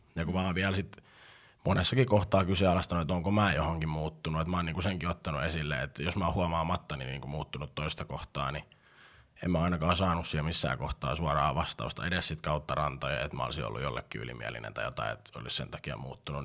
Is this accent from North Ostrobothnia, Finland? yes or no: no; Pori, Satakunta, Finland; synnyin ei Porissa, hyvämaineisessa Porissa